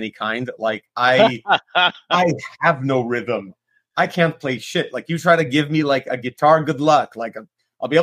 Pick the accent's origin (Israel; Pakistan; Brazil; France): Israel; Tel Aviv, Tel Aviv District; moved away as an adult; now in Los Angeles, United States; I'm originally from Tel Aviv, Israel